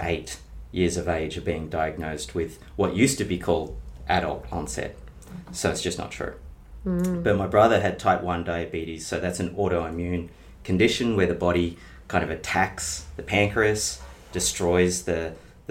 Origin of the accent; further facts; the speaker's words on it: Bendigo, Victoria, Australia; I grew up in Bendigo in country Victoria.